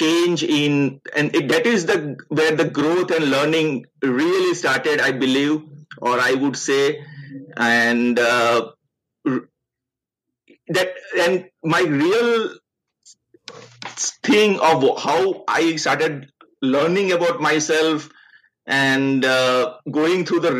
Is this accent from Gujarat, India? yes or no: yes; Ahmedabad, Gujarat, India; moved away; also born or lived in Surat; my young age, where I did my schooling, my engineering college, all happened in Ahmedabad, and that is considered my hometown